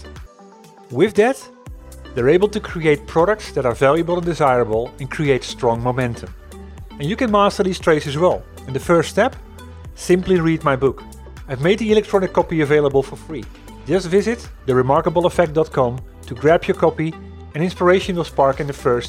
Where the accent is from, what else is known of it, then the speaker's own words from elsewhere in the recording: Netherlands; I'm coming from the Netherlands, and the company I used to work for